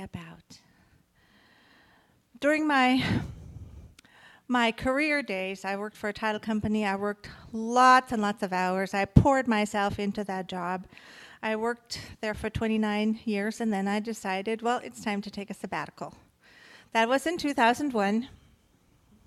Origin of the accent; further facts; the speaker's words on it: Germany; moved away; When I grew up in Germany, I grew up in a family, there was never enough